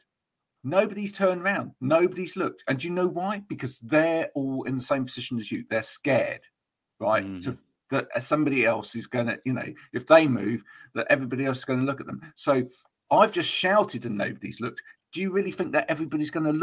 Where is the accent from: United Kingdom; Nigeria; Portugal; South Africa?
United Kingdom; we're very British